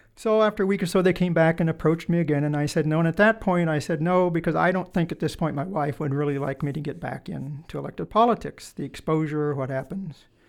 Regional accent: Wallowa, Oregon, United States; also born or lived in La Grande, Oregon; now in Springfield, United States; I was born in Le Grand, but I actually lived in a little town called Wallowa

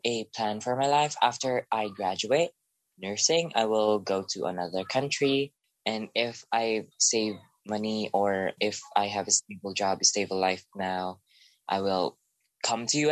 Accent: Philippines; I am from the Philippines

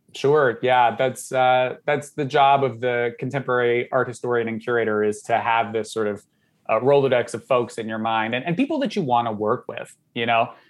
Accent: Southern Georgia, United States; moved away; I grew up in Southern Georgia.

